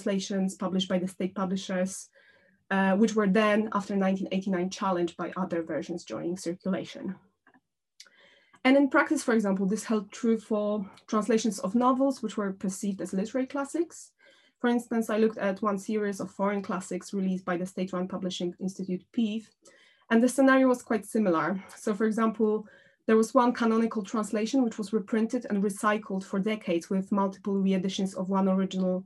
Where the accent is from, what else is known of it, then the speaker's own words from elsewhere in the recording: Poland; first language Polish; English is a second language; moved away; my native language, Polish